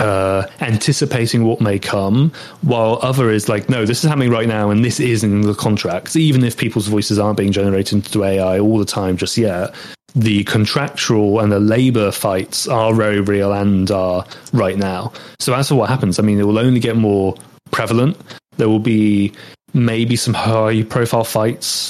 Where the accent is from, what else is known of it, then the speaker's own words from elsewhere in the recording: United Kingdom; accent: British English; I'm British and that's my accent